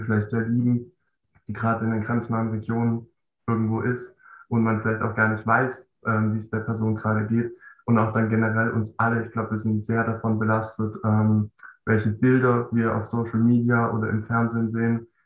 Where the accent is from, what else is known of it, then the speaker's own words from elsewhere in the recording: Baden-Württemberg, Germany; 10. Klasse ist bei uns in Baden-Württemberg ja noch so aufgeteilt